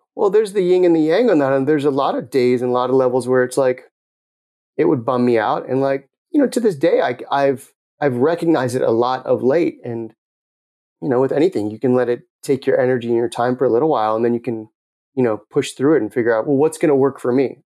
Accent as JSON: {"language": "English", "town": "Los Angeles", "region": "California", "country": "United States", "tie": "born or raised there", "also_born_or_lived": "Tucson, Arizona", "moved": "as an adult", "said": "I grew up in the Palisades"}